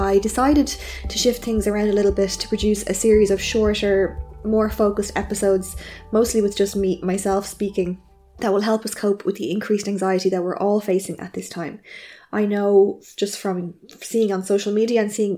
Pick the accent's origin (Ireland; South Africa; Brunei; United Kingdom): Ireland; I'm an Irish journalist